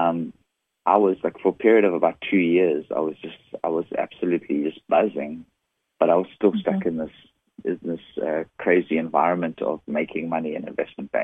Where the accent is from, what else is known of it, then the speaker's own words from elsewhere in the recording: South Africa; moved away as an adult; now in San Diego, United States; this funny, weird accent is from. I'm originally from South Africa. And, I live in San Diego now. I've been living in the U.S. since 2001.